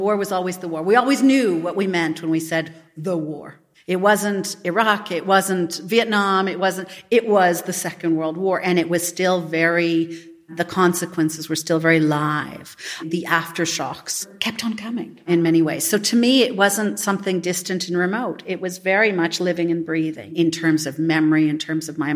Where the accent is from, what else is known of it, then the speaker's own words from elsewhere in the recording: Canada; I grew up in Canada and I'm Canadian, but I'm only first generation Canadian.